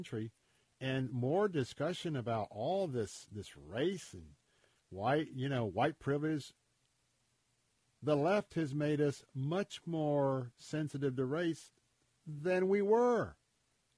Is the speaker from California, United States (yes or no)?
no; Tampa, Florida, United States; I grew up right here in Tampa